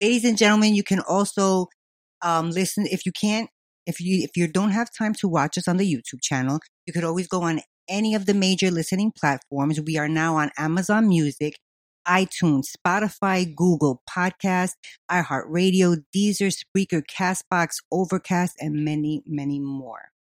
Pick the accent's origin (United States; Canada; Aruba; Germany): United States; New York City, New York; I was from Queens